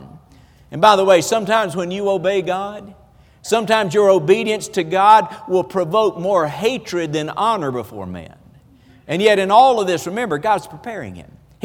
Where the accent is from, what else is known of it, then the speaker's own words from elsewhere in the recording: the South, United States; accent: Southern; we're from the South, and you know, we talk a little different.